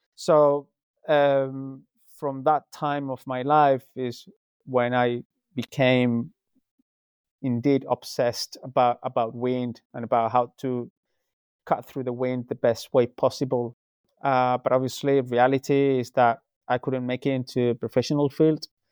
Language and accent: English; Spain; moved away as an adult; now in United Kingdom; I'm originally from Spain, um, but I moved to the UK nearly uh, 17 years ago.